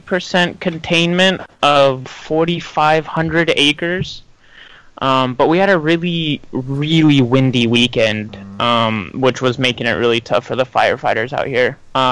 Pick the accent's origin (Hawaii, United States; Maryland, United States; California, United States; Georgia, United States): California, United States; North County San Diego; the North County San Diego lilac fires, as they are very close to home. So I'm paying more attention to the news about my hometown burning